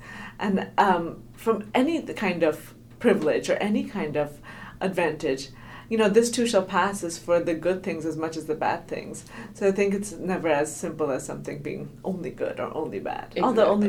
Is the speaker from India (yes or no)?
yes; Delhi, India; moved away as an adult; also born or lived in United States; I grew up in Delhi in the 1990s